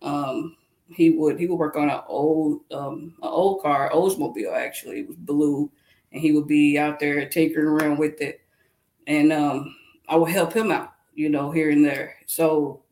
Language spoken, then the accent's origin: English; Lexington, Kentucky, United States; moved away as an adult; also born or lived in Illinois; now in Douglasville, United States; I'm from Lexington, Kentucky, and I live in Douglasville, Georgia